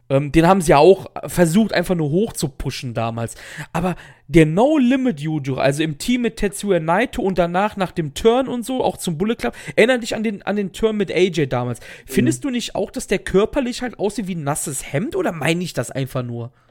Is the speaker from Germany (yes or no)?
yes; Cologne, North Rhine-Westphalia, Germany; Ich als Kölner tue mir übrigens sehr schwer, Kirche zu sagen. Ich kann, ich sage mal Kirche, so wie die Frucht. Ist halt so ein Dialektding.